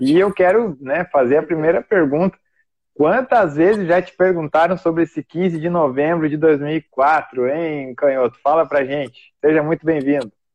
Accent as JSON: {"language": "Portuguese", "town": "Novo Hamburgo", "region": "Rio Grande do Sul", "country": "Brazil", "tie": "born or raised there", "said": "Eu sou natural de Novo Hamburgo."}